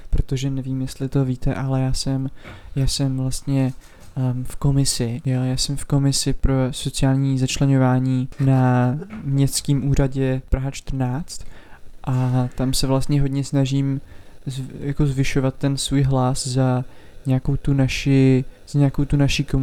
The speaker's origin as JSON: {"language": "Czech", "town": "Roudnice nad Labem", "region": "Ústí nad Labem Region", "country": "Czechia", "said": "a vlastně pocházím z Roudnice."}